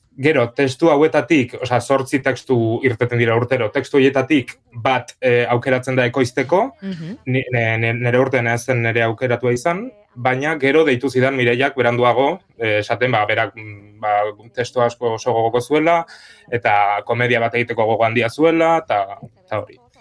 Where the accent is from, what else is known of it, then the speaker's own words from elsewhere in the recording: Pamplona, Navarre, Spain; txikitatik beti egin ditut e, antzerki, iruñako antzerki eskolara jota nintzen